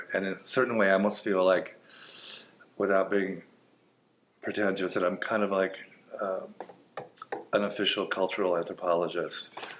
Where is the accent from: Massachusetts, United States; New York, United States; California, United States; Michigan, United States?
California, United States; Los Angeles; I am from Hollywood, California.